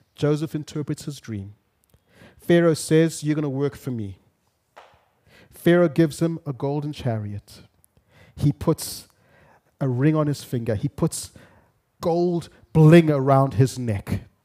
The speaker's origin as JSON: {"language": "English", "country": "Zimbabwe", "tie": "born or raised there", "moved": "as an adult", "lives_now": "Kenya", "said": "I grew up in Zimbabwe. First thirty-something years of my life"}